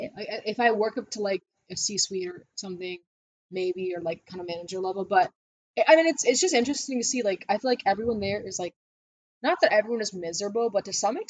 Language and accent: English; Naperville, Illinois, United States; We grew up in Naperville.